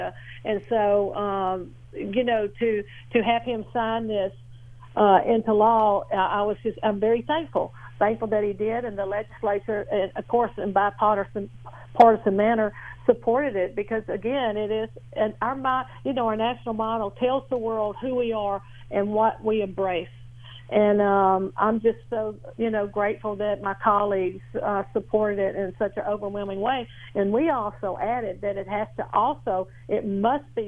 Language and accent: English; Bossier Parish, North Louisiana, United States; I'm from Bossier Parish, North Louisiana